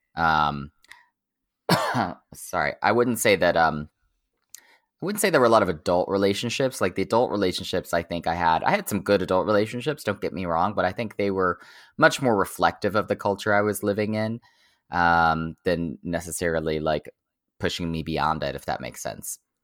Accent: Oklahoma, United States; moved away as an adult; I grew up in Oklahoma, like, thirty miles from the border of Texas.

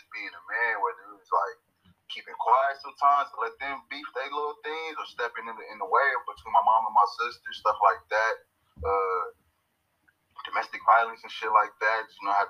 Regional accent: Long Beach, California, United States; now in Las Vegas, United States; I'm straight from Long Beach, California, repping at Eastside Las Vegas

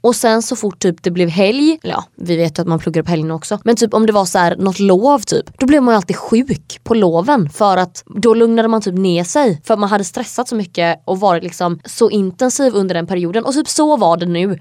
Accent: Sweden; moved away as an adult; now in Hungary; när jag bodde hemma i Sverige

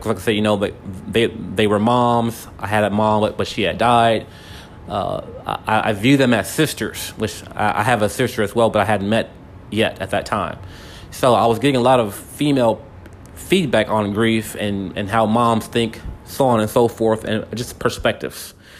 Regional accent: Wortham, Texas, United States; the whole neighborhood that I grew up in in Wortham

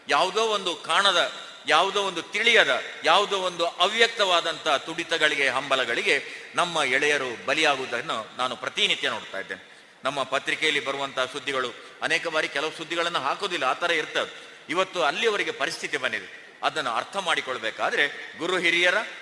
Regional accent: Karvalu, near Karkala, Karnataka, India; ಕಾರ್ಕಳದ ಹತ್ರ ಕರ್ವಾಲು ಅಂತ ನನ್ನ ಊರು

